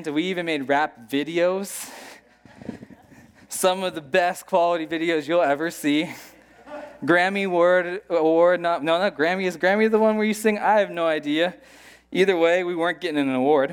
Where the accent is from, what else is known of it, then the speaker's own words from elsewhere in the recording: United States; moved away; I am an American